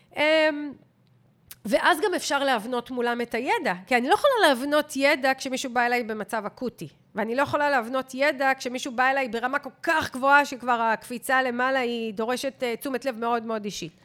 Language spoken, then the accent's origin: Hebrew; Israel; כישראלים, וכולנו כאלה, גם אני ואתה